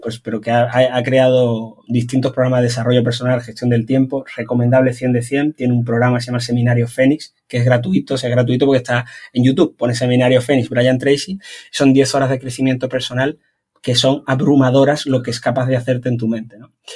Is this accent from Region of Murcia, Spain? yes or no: no; Algeciras, Andalusia, Spain; moved away as an adult; now in Málaga, Spain; vivo en Málaga, entonces intento coger, antes yo soy de Algeciras, he vivido mucho tiempo cerquita